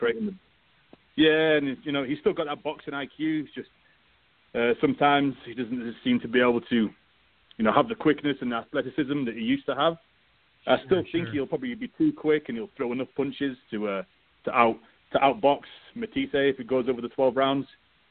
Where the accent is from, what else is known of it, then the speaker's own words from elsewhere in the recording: United Kingdom; me being British